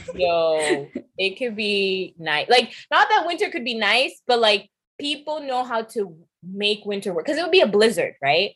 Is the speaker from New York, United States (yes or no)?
yes; New York, United States; also born or lived in England / Nairobi, Kenya; I was raised in New York